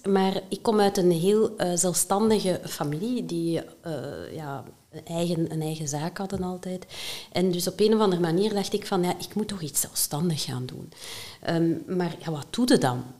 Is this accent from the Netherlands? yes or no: no; Halle, Flanders, Belgium; Ik ben eh, afkomstig uit Halle